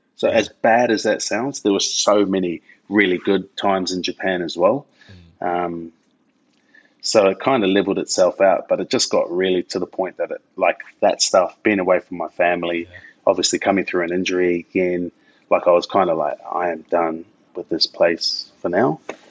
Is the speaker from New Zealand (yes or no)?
yes; New Zealand; now in Australia; Being a Kiwi, I was like, yeah, bro, I know how to play rugby, of course.